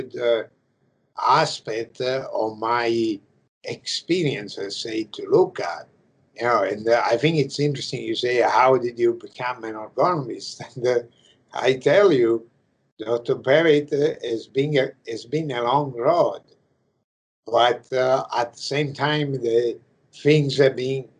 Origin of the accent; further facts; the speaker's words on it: Italy; English is a second language; moved away as an adult; now in United States; I I come from Italy